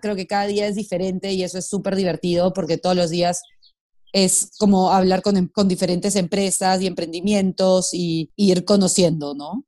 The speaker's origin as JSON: {"language": "Spanish", "country": "Peru", "said": "yo soy peruana"}